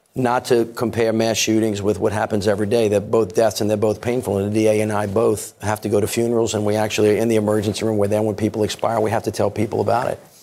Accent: Louisiana, United States; I'm from Louisiana, very, very heavy pro-Second Amendment state

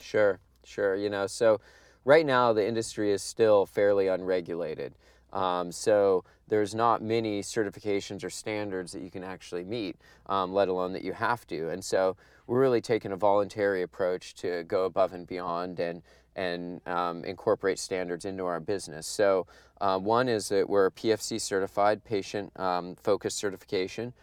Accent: Humboldt County, California, United States; growing up in Humboldt County

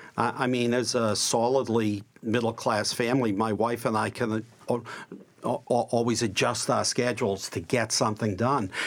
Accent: Boston, Massachusetts, United States; also born or lived in Brighton, Boston / Jamaica Plain, Boston; I grew up in Dorchester and now live in Jamaica Plain

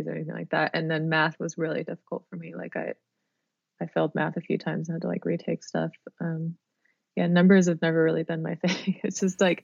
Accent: Sacramento, California, United States; when I was growing up in Sacramento

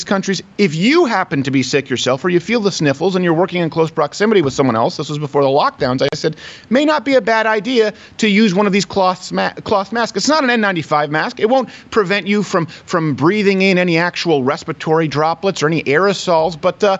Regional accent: Detroit, Michigan, United States; moved away; I'm from Michigan. I was born in Detroit. I lived there for years. We only recently moved away from Michigan.

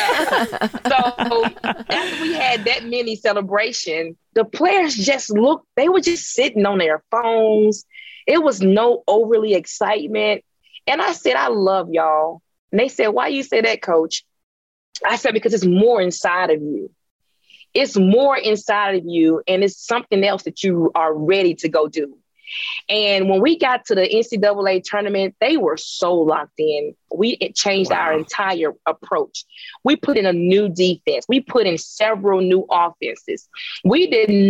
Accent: Jackson, Mississippi, United States; my hometown

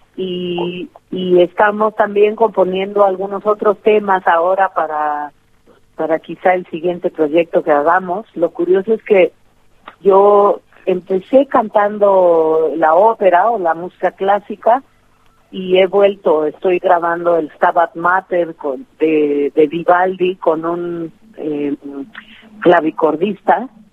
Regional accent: Oaxaca, Mexico; es un hábito bien mexicano y bien oaxaqueño de, siempre decir eh, las cosas en, en plural porque em, no, no se acostumbra a ser individualista en este sur de México de donde yo soy

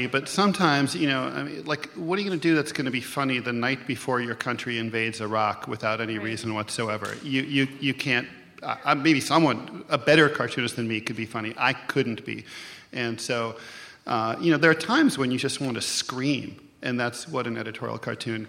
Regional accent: Dayton, Ohio, United States; I grew up in Dayton, Ohio

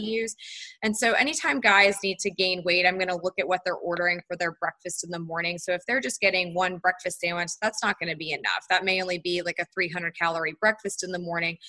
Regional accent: Charlotte, North Carolina, United States; also born or lived in Tallahassee, Florida; I'm from Charlotte, North Carolina, so I grew up in North Carolina

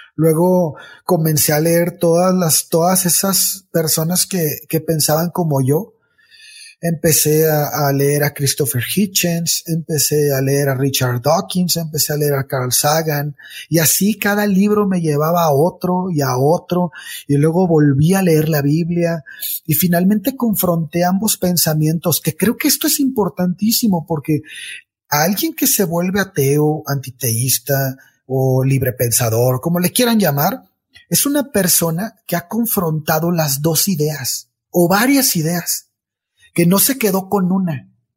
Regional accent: Mexico; como muchas personas en mi país, estamos en México

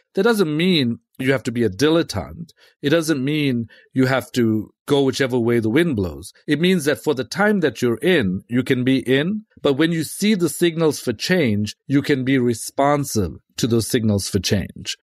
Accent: South Africa; moved away; I'm from South Africa, and I was from a, you know, a pretty rough neighborhood, grew up in that neighborhood

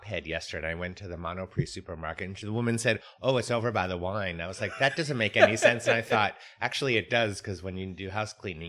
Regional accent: United States; now in France; as an American, our history is a few hundred years old

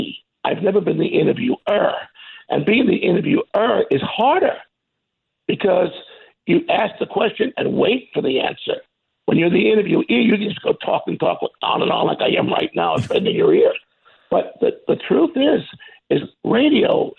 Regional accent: New York City, New York, United States; moved away as an adult; now in Branson, United States; once you're born and raised in New York, like I was on 21st Street in Manhattan

